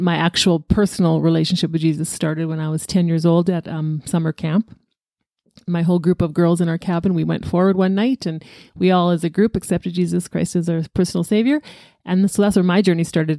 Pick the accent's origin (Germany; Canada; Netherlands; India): Canada; Alberta; born at six A M, but in Alberta